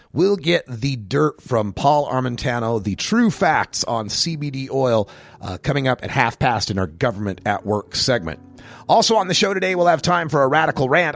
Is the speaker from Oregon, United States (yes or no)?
yes; Oregon, United States; my home state of Oregon